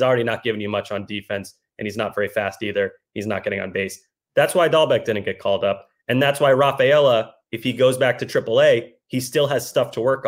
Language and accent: English; the South, United States; You know me, dude, born and raised in the South. So Southern hospitality is my thing.